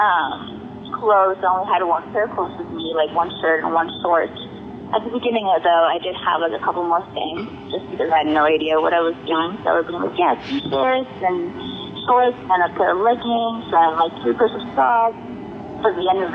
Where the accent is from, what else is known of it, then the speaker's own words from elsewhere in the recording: Chile; now in Georgia, United States; I'm originally from Chile.